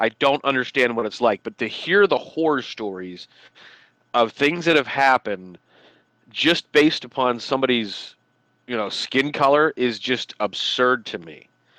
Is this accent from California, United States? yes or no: no; Mercer County, Pennsylvania, United States; also born or lived in North Carolina / Florida; where I live, I grew up, Mercer County, Pennsylvania